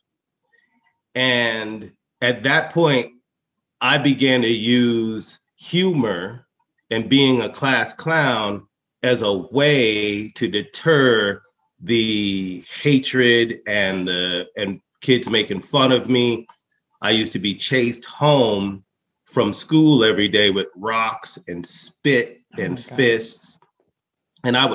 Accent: Longmont, Colorado, United States; also born or lived in Alabama / California / Denver; I actually grew up in rural Colorado. I grew up in Longmont, Colorado.

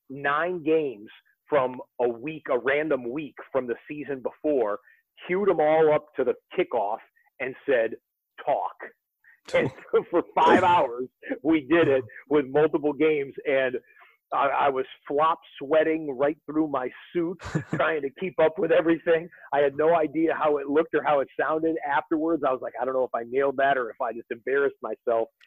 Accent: Detroit, Michigan, United States; I'm 48 years old and I grew up in the Detroit area

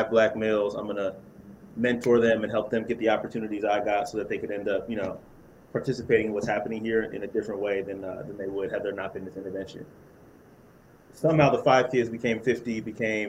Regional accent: Silicon Valley, California, United States; I grew up in Silicon Valley

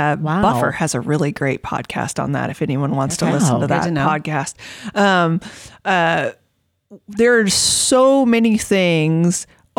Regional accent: Florida, United States; now in Manhattan, United States; I'm originally from Florida and moved to Manhattan, Kansas.

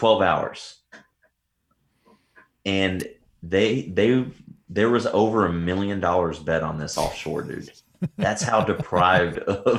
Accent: Tennessee, United States; I'm from Tennessee, so I grew up in the sticks.

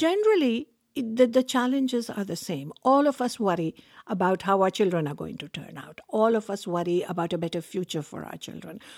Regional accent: Pakistan; now in Canada; I was born in Pakistan. I grew up in a culture where women were supposed to be seen and not heard

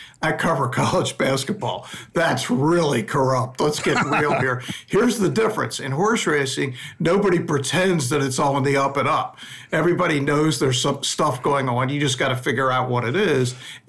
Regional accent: Baltimore, Maryland, United States; moved away as an adult; also born or lived in Philadelphia; I grew up in Baltimore, and it's like an hour and a half, 2 hours from Philadelphia.

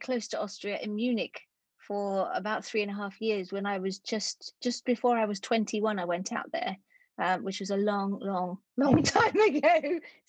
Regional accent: England, United Kingdom; as an English woman who's barely mastered the basic niceties of a second language

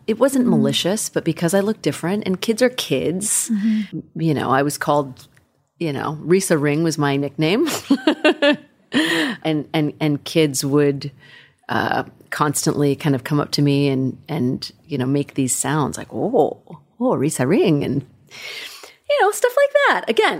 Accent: California, United States; I grew up in Northern California, outside of Sacramento, in a very non-diverse community, and we didn't have a lot of money.

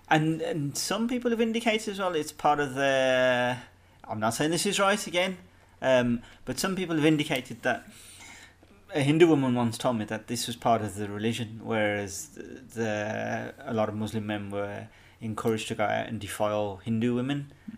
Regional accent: England, United Kingdom; moved away as an adult; now in Ireland; when I was growing up in England

